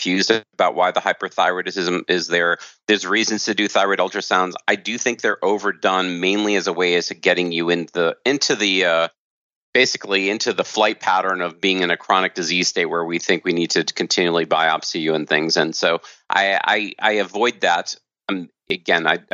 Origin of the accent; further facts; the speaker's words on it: United States; I grew up in America as a standard American doctor